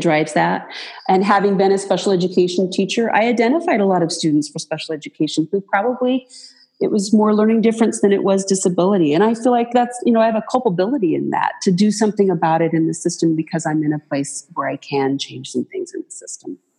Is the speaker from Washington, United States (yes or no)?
yes; Moses Lake, Washington, United States; now in Pendleton, United States; I grew up in Moses Lake, uh, Washington